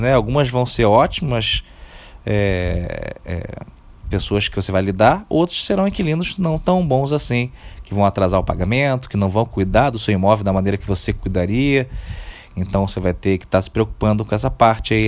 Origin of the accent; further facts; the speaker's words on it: Rio de Janeiro, Brazil; Eu, particularmente, sou do Rio de Janeiro